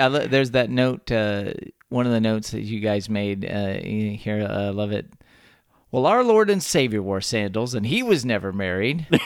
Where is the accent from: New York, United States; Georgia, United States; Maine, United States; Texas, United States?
Texas, United States; born or raised there